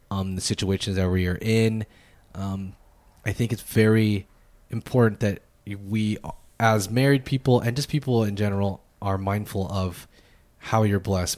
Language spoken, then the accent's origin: English; United States; us as American people